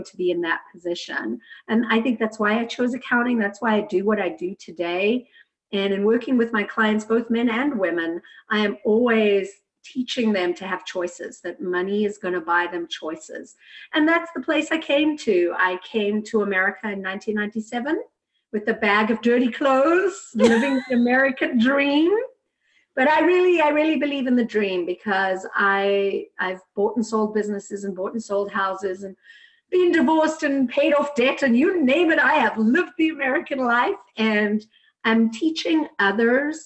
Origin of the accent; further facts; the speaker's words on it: South Africa; I grew up in South Africa in a very traditional home